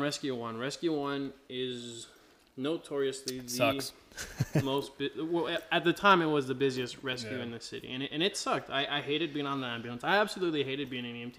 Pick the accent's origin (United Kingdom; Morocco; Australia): Australia; moved away; I'm Aussie